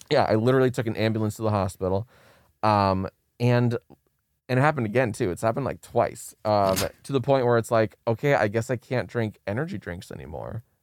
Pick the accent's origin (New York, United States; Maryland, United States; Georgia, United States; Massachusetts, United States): Maryland, United States; moved away as an adult; now in Los Angeles, United States